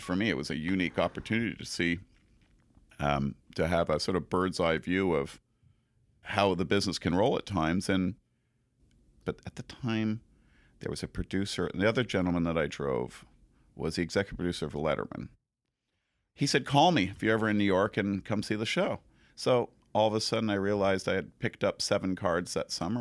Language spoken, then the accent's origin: English; Montreal, Quebec, Canada; moved away; also born or lived in New Zealand; I'm from Montreal, and I supposedly speak French